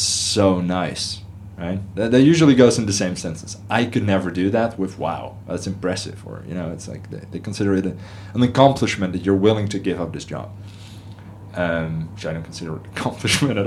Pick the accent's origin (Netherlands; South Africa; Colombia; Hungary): Netherlands; moved away as an adult; also born or lived in United States / Paris, France; now in Singapore; I'm originally from Holland